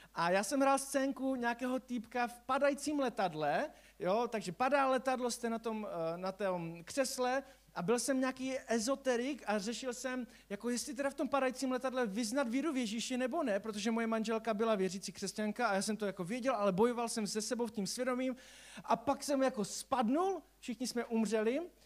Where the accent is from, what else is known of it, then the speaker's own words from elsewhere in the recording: Silesia, Czechia; u nás na Slezsku